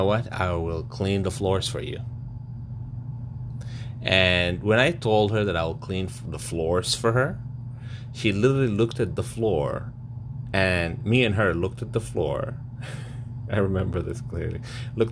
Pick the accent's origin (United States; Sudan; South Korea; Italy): Sudan; moved away; I traveled to Sudan, my home country, to study in college, sorry, university